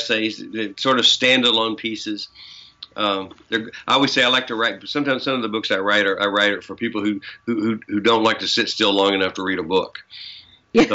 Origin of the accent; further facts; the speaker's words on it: the South, United States; You can tell I'm from the South. That's how we say that. We've been knowing